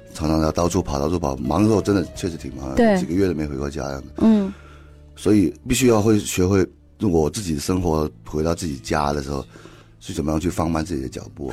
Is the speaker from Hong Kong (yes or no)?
yes; Hong Kong; now in Taichung, Taiwan; 我那时候在香港嘛，我香港人